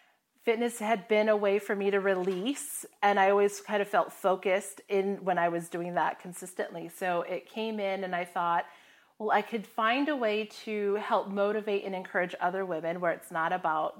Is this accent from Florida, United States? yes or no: yes; Florida, United States; moved away as an adult; also born or lived in Hawaii / Midwest; I grew up in Florida, but I went to the Midwest for university